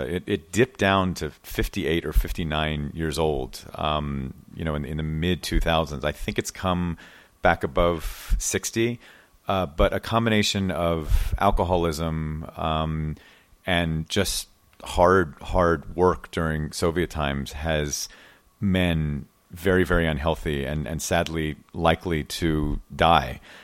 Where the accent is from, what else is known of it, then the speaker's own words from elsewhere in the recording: United States; I'm a journalist from America